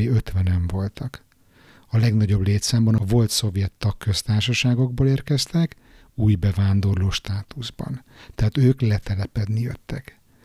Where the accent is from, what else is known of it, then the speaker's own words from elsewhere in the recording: Budapest, Hungary; újpesti srác vagyok, panelban nőttem föl